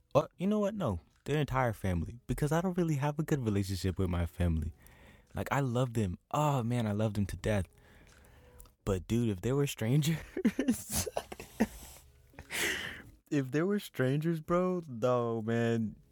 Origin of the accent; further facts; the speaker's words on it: St. Petersburg, Florida, United States; I'm from Saint Petersburg